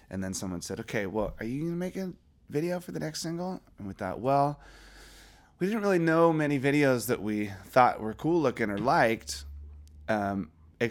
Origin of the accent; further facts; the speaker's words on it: Springfield, Virginia, United States; growing up in Virginia